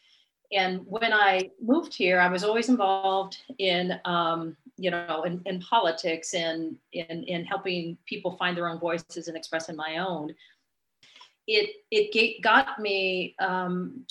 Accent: San Diego, California, United States; now in Sacramento, United States; I grew up down in San Diego

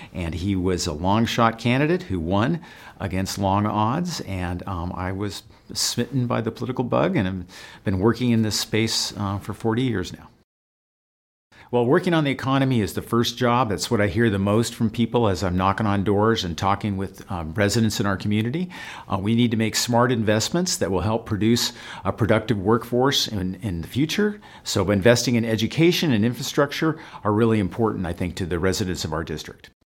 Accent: Santa Barbara, California, United States; also born or lived in Lompoc, California; I grew up in Santa Barbara County.

